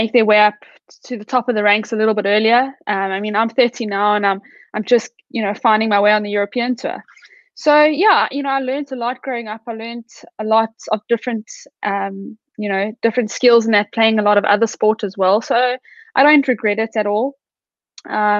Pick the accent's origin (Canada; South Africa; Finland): South Africa; also born or lived in Texas, United States; I'm from South Africa. I started my golf playing amateur golf in South Africa.